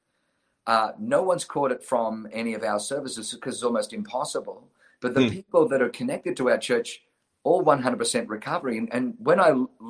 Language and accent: English; Australia; also born or lived in Germany / New Zealand; now in United States; I was born in Germany, grew up in Australia, lived in New Zealand, and then moved to the United States of America